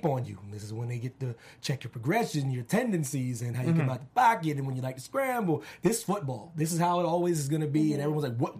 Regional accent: Pennsylvania, United States; I'm from Pennsylvania

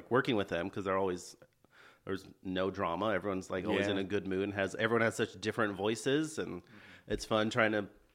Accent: San Jose, California, United States; moved away as an adult; now in Los Angeles, United States; I'm from Bay Area, San Jose, California. Okay. California native

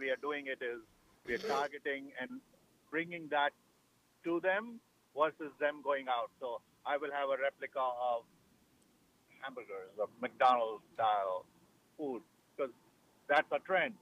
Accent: New Delhi, Delhi, India; moved away as an adult; also born or lived in Chicago / Hyde Park, New York / Boston / New Jersey; I'm a native of India

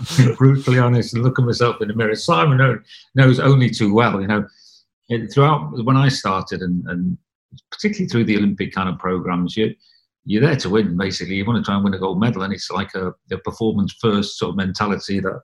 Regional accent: Wales, United Kingdom; moved away as an adult; I left home when I was 19 from Wales to go and try and be a racing cyclist

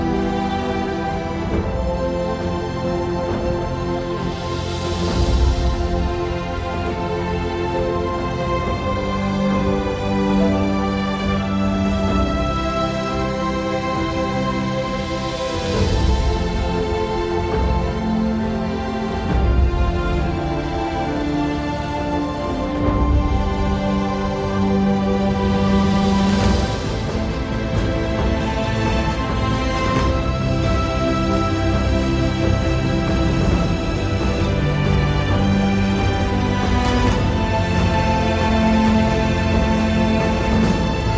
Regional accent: Colorado, United States; I am from Colorado

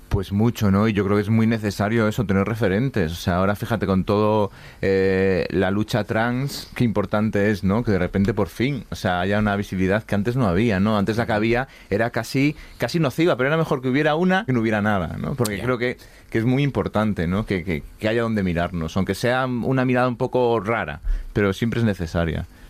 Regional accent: Galicia, Spain; la humedad gallega, que es mi tierra.

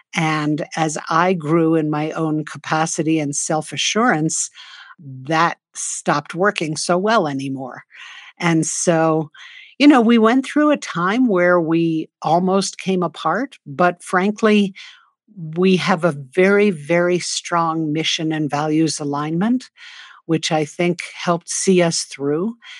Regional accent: New York City, New York, United States; now in northern New Mexico, United States; I grew up in New York City, the daughter of two artists

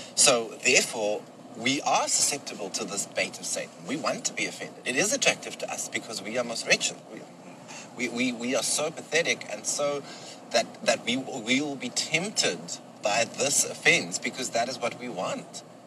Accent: South Africa; I'm from South Africa. I am a white man. I'm Afrikaans.

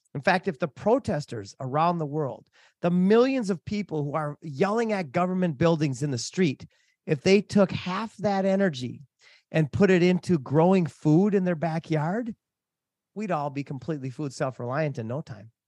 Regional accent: Minnesota, United States; moved away as an adult; also born or lived in Hawaii / Africa; I grew up in Minnesota.

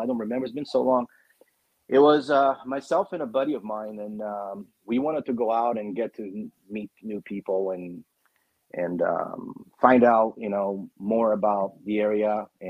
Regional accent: Arizona, United States; also born or lived in Brazil; I was born in Brazil and I was raised here

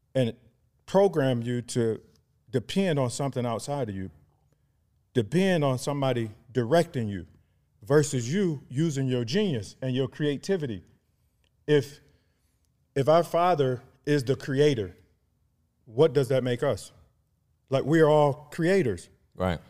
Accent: Cleveland, Ohio, United States; also born or lived in Atlanta; born and raised in Cleveland, Ohio

